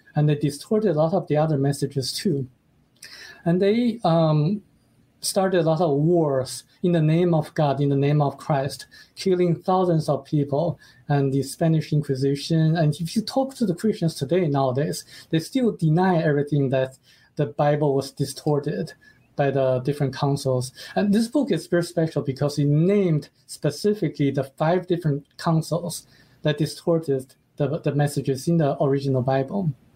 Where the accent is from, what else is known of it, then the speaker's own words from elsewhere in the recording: China; moved away; that country is my home country